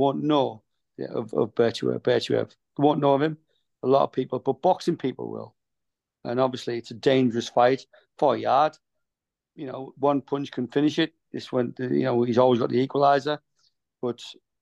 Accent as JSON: {"language": "English", "town": "Middlesbrough", "region": "North East England", "country": "United Kingdom", "tie": "born or raised there", "also_born_or_lived": "Grangetown", "moved": "yes", "lives_now": "South Wales, United Kingdom", "said": "going back home to my hometown in Middlesbrough."}